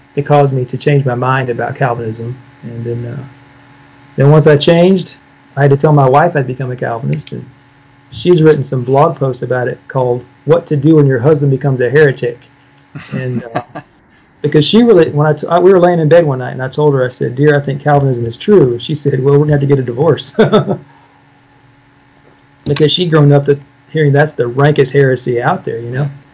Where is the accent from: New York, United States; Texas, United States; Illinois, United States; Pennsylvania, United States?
Illinois, United States; I'm from Illinois.